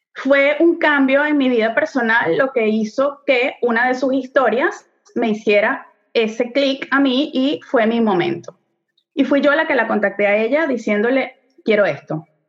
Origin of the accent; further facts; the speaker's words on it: Venezuela; moved away as an adult; now in Montreal, Canada; nosotros somos venezolanos, tenemos ya casi ocho años viviendo aquí en Montreal, Canadá